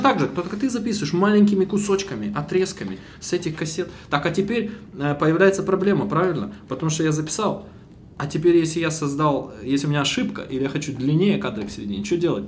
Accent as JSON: {"language": "Russian", "town": "Bila Tserkva", "region": "Kyiv Oblast", "country": "Ukraine", "moved": "yes", "said": "я из Белой Церкви, из-под Киева"}